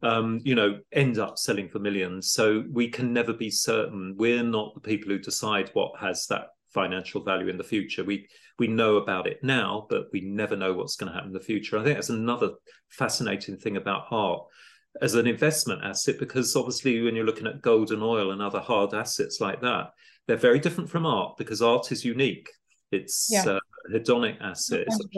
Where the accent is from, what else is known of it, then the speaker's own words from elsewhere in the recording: Italy; moved away as an adult; now in London, United Kingdom; I came to London from Italy as a student in the late 80s, early 90s, and I'm lucky to come from a wealthy background